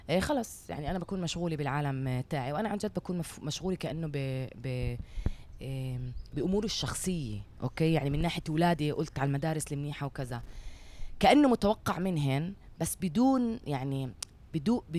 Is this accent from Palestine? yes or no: yes; Palestine; البعد اللي عم بيكون بقلب المجتمع بيناتنا احنا كفلسطينيين